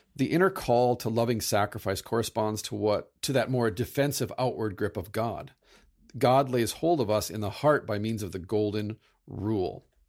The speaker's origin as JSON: {"language": "English", "country": "United States", "said": "I'm from the United States"}